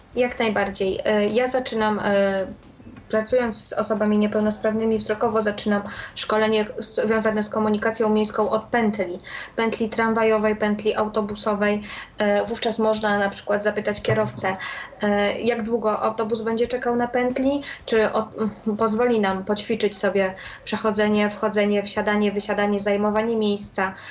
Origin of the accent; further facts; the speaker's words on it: Warsaw, Masovian Voivodeship, Poland; u nas w Warszawie